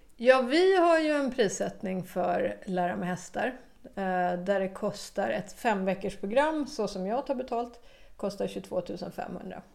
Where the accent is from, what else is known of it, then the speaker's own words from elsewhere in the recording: Stockholm, Stockholm County, Sweden; moved away as an adult; also born or lived in Malmö, Sweden / Australia; Jag är från Stockholm ja. ursprungligen, men vi hade bott i Malmö innan vi flyttade till Australien och kom tillbaka till Malmö då